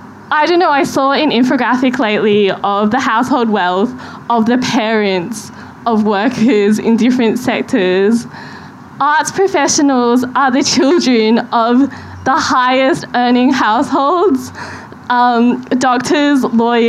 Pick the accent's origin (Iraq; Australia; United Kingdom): Australia; as an Australian arts professional, as a female Australian arts professional